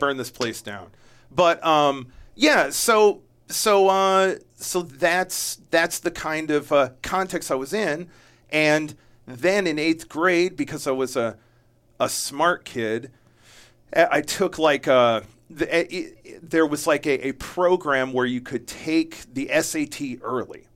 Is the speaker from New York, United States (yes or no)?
yes; Jamestown, New York, United States; I was born in upstate New York